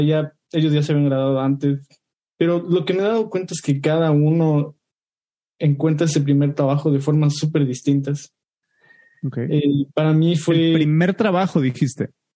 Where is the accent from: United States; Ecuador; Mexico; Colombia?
Ecuador; soy de Ecuador